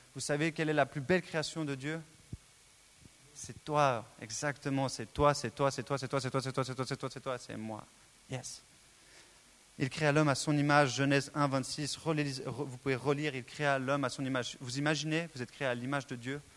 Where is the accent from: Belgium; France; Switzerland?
Switzerland; Je suis né en Suisse